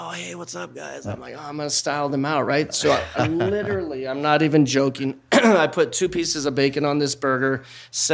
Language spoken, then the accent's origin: English; Seattle, Washington, United States; also born or lived in Hawaii; I grew up in Hawaii. I was born in Hawaii. When I was 7, my parents split, and then we moved to Seattle